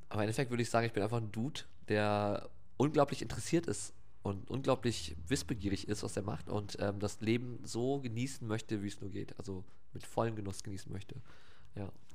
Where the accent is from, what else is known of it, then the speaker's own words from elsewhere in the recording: Wilhelmshaven, Lower Saxony, Germany; also born or lived in Oldenburg; ich bin in Wilhelmshaven groß geworden